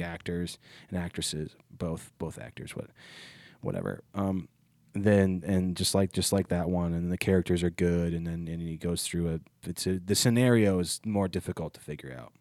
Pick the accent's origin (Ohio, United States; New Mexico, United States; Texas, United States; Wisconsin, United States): Ohio, United States; moved away; I was at home in my hometown and a kid I went to high school